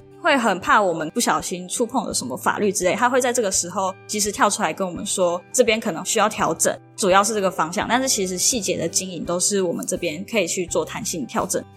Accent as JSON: {"language": "Chinese", "region": "Taoyuan", "country": "Taiwan", "moved": "as an adult", "lives_now": "Chiayi, Taiwan", "said": "我是桃园人，但是读大学的时候来嘉义，这样待大概六年左右的时间"}